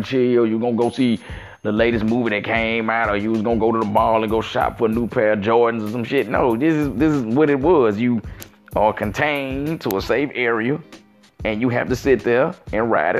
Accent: Mississippi Gulf Coast, United States; I'm from the Mississippi Gulf Coast

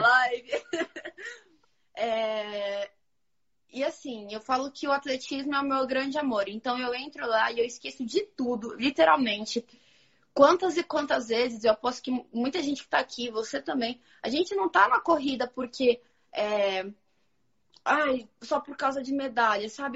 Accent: Santo André, São Paulo, Brazil; Santo André, que eu sou de Santo André

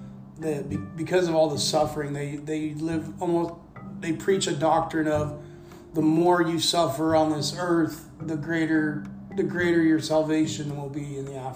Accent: the Bible Belt, United States; also born or lived in Liberia; I come from the Bible Belt and I've heard it all my life

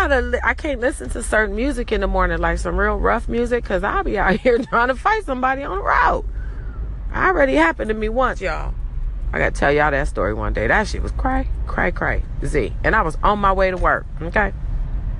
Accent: Los Angeles, California, United States; I'm from Cali. I'm from LA. And yeah, I even say it like I'm from

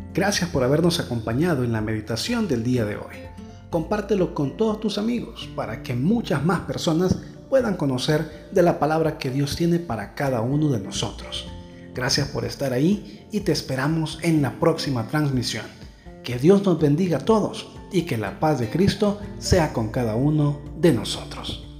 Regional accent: El Salvador; Como pueblo salvadoreño, aquí estamos

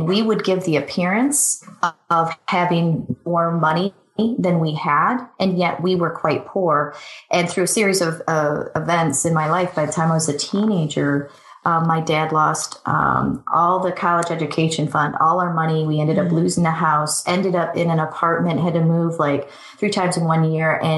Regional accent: Michigan, United States; moved away as an adult; also born or lived in Sydney, Australia / Chicago; I grew up in Michigan

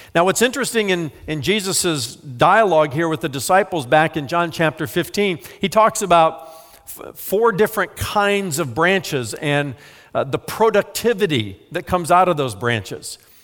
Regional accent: United States; I'm an American

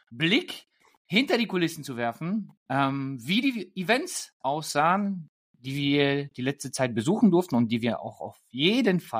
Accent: Germany; Wien ist wirklich schön, aber ich bin doch ein Deutscher, immer noch.

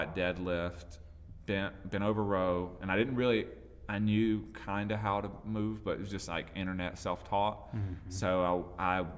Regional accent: Pelzer, South Carolina, United States; also born or lived in Myrtle Beach, South Carolina; I'm from Pelzer, born and raised

